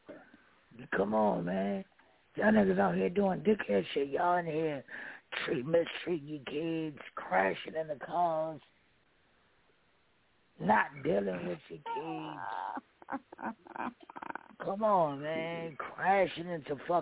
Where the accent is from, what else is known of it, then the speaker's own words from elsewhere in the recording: New York City, New York, United States; Brooklyn made me the man that I am today